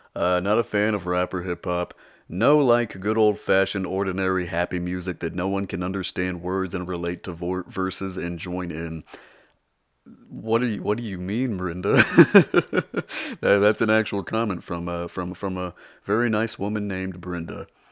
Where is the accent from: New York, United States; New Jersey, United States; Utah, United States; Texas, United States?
Texas, United States; I was born and raised in Texas